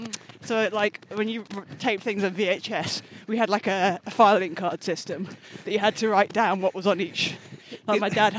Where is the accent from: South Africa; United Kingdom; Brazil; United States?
United Kingdom; London; so I grew up in Putney